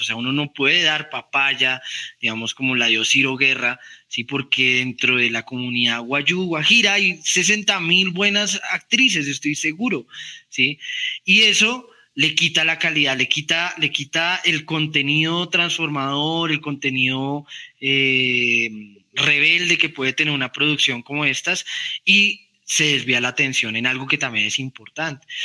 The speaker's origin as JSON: {"language": "Spanish", "country": "Colombia", "said": "a uno como colombiano"}